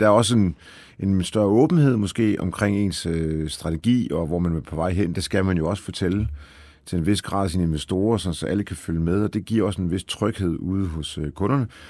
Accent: Aalborg, North Denmark Region, Denmark; also born or lived in Poland; Så jeg er jo født i Polen faktisk, ja. og, øh, og var vel to-tre år gammel, da vi kom til Danmark øh, og øh, er jo så vokset op øh, i Aalborg.

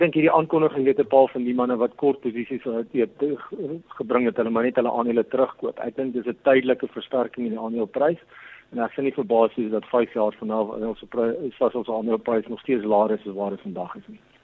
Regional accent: South Africa; ons as Suid-Afrikaners

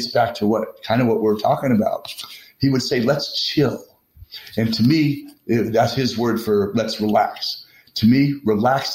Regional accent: Texas, United States; I'm a Texan

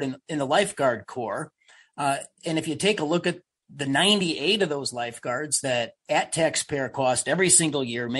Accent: Illinois, United States; I'm from Illinois

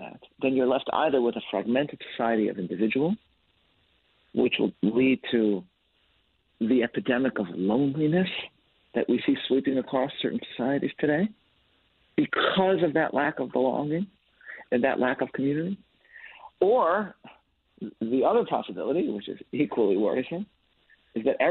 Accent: Chicago, Illinois, United States; now in New York, United States; I'm from Chicago, originally, I live in New York

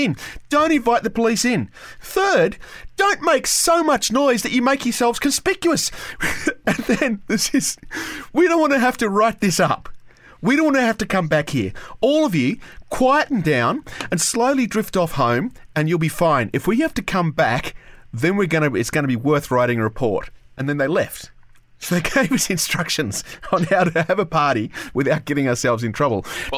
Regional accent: Canberra, Australian Capital Territory, Australia; growing up in Canberra

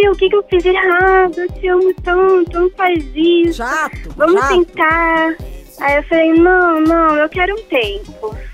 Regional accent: Rio de Janeiro, Brazil; now in Belo Horizonte, Brazil; Não, na verdade, eu sou do Rio e mudei pra BH.

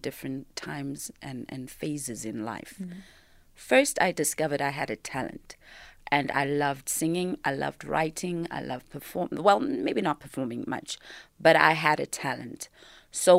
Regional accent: Yeoville, Gauteng, South Africa; I was raised in Yeovil, which was such a creative space

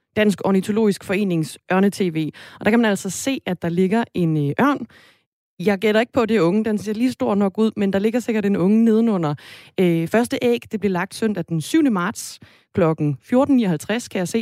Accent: Denmark

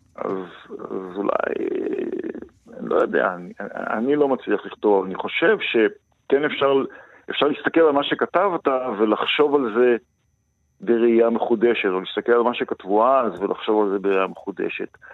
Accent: Kibbutz Gvulot, western Negev, Southern District, Israel; moved away; אני נולדתי במרחבים האלה וגדלתי בתוכם

